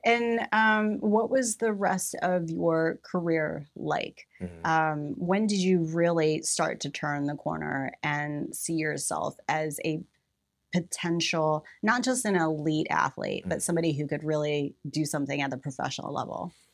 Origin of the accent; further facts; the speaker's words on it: Mexico, Missouri, United States; I was born in Mexico, Missouri